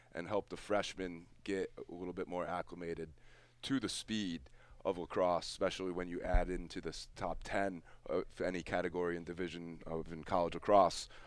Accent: Easthampton, Massachusetts, United States; I grew up in East, middle school in East Hampton

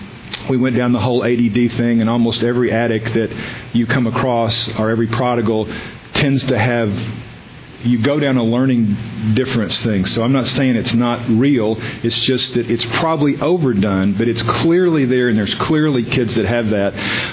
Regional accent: the South, United States; just from the issues of growing up in the South and having a biracial kid, and the issues that brings up

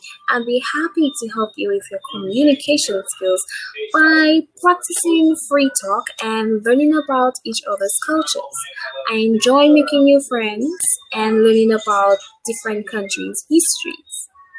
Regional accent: St. Lucia; I am from Saint Lucia, which is a small country located in the Caribbean.

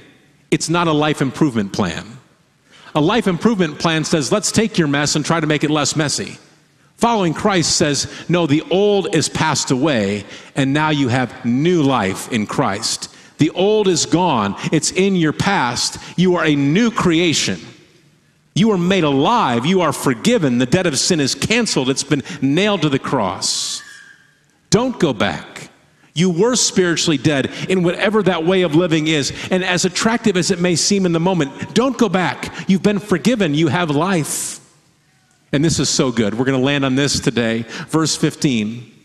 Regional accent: Midwest, United States; and as a Midwesterner, there's been times that I have called something a mountain.

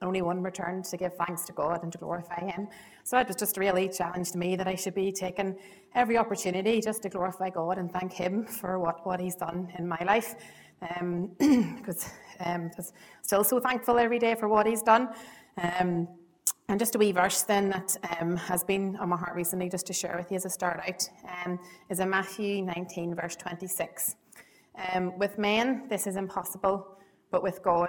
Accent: Ballybay, County Monaghan, Ireland; I'm from Monaghan originally. So I've known the privilege of knowing Trevor Esther since I was knee-high to a grasshopper. I was brought up in Monaghan near Bally Bay

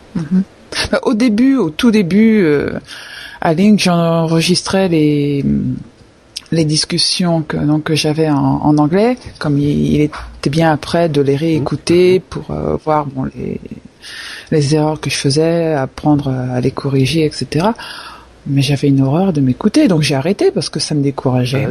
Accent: Paris region, Île-de-France, France; moi qui est de région parisienne

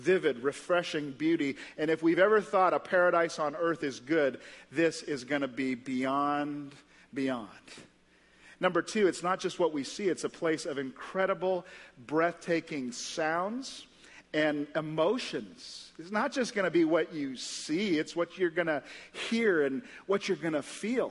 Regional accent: St. Lucia; now in Indianapolis, United States; I grew up in St. Lucia in the West Indies, this little island. This is where I grew up

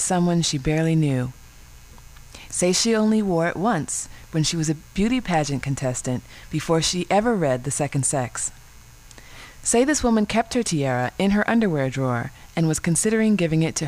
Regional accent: the South, United States; also born or lived in Durham, North Carolina; we're both from the South

